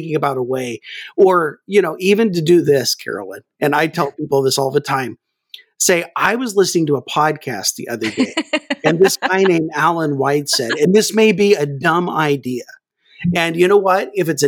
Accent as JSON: {"language": "English", "region": "Kansas", "country": "United States", "tie": "born or raised there", "said": "Well, actually, I grew up in Kansas, so I really have no accent."}